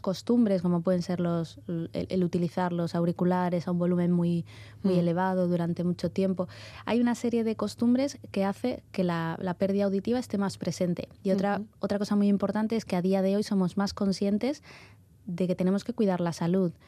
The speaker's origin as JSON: {"language": "Spanish", "town": "Málaga", "region": "Andalusia", "country": "Spain", "moved": "as an adult", "lives_now": "Bilbao, Spain", "said": "Yo originariamente de Málaga, ¿vale? Y y bueno, llevo aquí en Bilbao ya más de 12 años"}